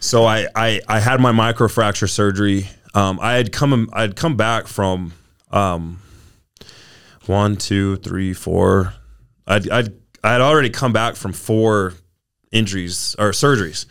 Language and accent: English; South Jordan, Utah, United States; I, I grew up in South Jordan, Utah